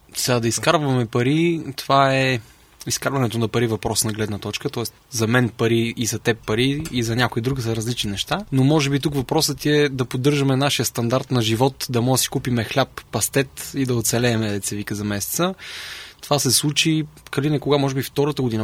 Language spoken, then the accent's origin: Bulgarian; Sofia, Sofia City, Bulgaria; Родом съм от София. Все още живее с нашите